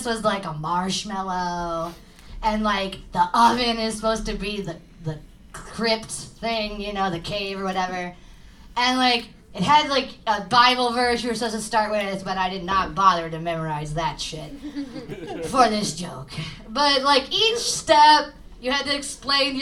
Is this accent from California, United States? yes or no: no; East Side, near East St. Louis, Illinois, United States; I know I'm in South City right now, but I'm actually from the East Side. Like, right next to East St. Louis